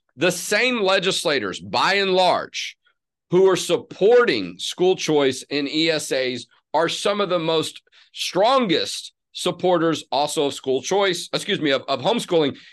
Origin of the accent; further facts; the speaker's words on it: Houston, Texas, United States; I grew up in Houston